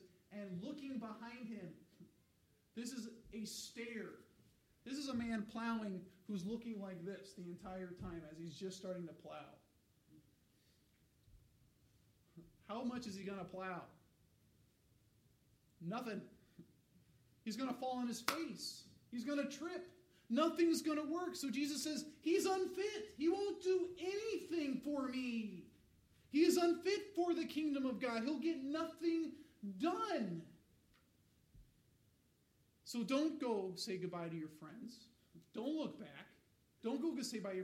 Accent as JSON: {"language": "English", "region": "Colorado", "country": "United States", "tie": "born or raised there", "said": "I grew up in Colorado"}